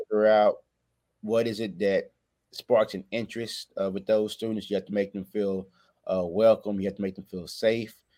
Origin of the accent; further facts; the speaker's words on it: Waco, Texas, United States; I'm from Waco, Texas